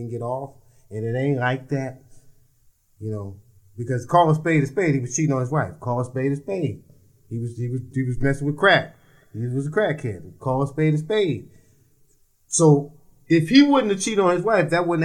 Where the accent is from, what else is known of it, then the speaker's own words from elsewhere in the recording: United States; also born or lived in New York; now in Washington, D.C., United States; I'm from Jersey and New York